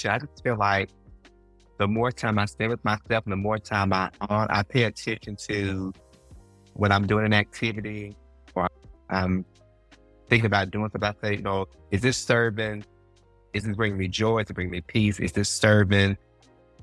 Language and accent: English; Mississippi, United States; I grew up in Mississippi